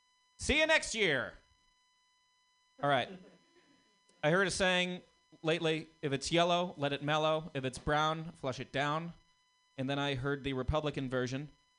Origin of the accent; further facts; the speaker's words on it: Massachusetts, United States; now in San Francisco, United States; I'm from Massachusetts.